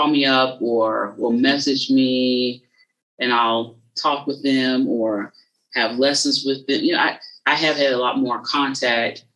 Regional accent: South Carolina, United States; I'm from South Carolina, but I'm right on the border of Georgia is where I'm from

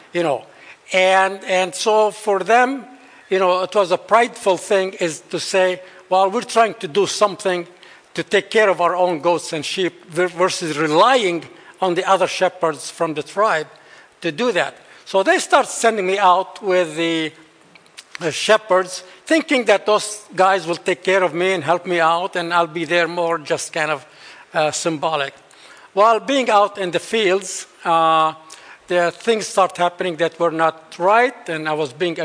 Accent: central valley of Lebanon, Beqaa, Lebanon; moved away; I'm actually a Bedouin. Bedouins are the Arab nomads.

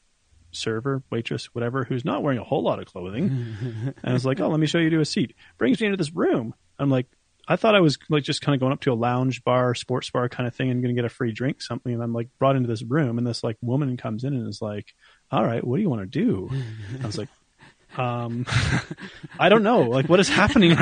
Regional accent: Canada; I'm from Canada

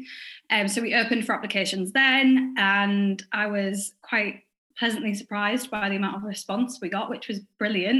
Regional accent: Hull, Yorkshire and the Humber, United Kingdom; I'm from Hull. I still live here now.

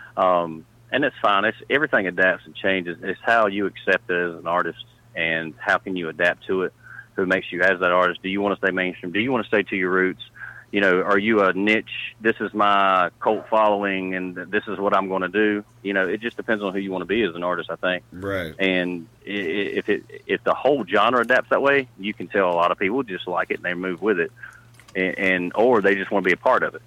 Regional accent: Charlotte, North Carolina, United States; also born or lived in Nashville; I'm actually from the Charlotte, North Carolina area.

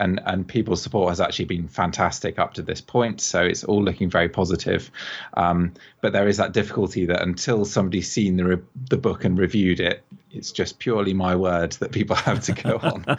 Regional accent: England, United Kingdom; now in Bath, United Kingdom; I'm I'm English myself, I live in Bath

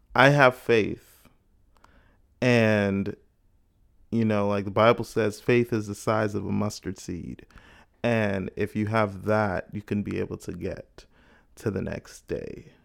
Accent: Bahamas; now in United States; growing up in the Bahamas.

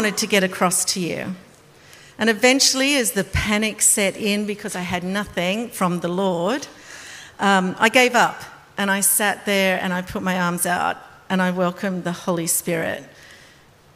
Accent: Australia; I'm Australian.

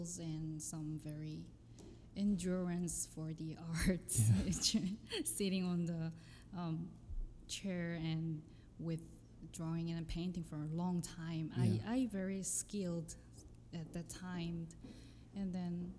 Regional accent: Seoul, South Korea; English is a second language; moved away as an adult; also born or lived in London, United Kingdom; now in New York, United States; I was born in Seoul

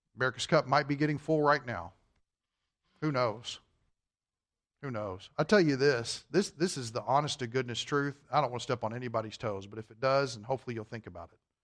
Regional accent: Kentucky, United States; I'm from Kentucky.

